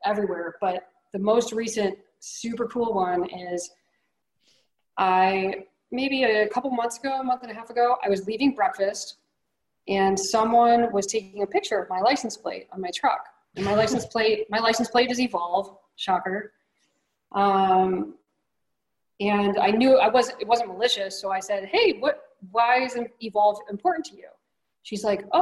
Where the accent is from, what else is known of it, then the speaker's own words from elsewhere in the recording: New York, United States; I'm from New York